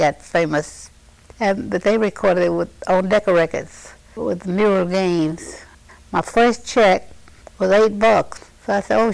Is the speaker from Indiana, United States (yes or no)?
no; Oneida, Arkansas, United States; moved away; I was born in Oneida, Arkansas, April 19, 1922. And I lived out in the country from Oneida, Arkansas